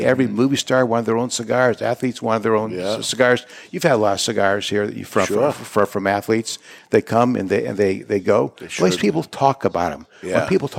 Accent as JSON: {"language": "English", "town": "Cleveland", "region": "Ohio", "country": "United States", "said": "We came from Cleveland."}